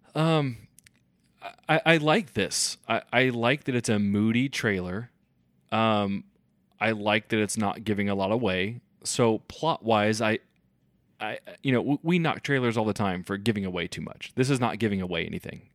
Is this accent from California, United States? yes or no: no; Kansas City, Missouri, United States; we're from Kansas City